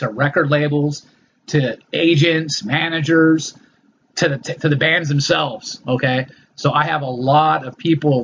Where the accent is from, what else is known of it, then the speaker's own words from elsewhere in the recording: Los Angeles, California, United States; my childhood growing up in Los Angeles